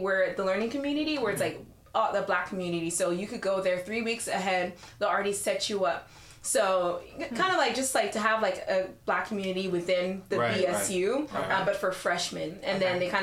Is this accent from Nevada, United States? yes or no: yes; Las Vegas, Nevada, United States; moved away as an adult; I'm from Vegas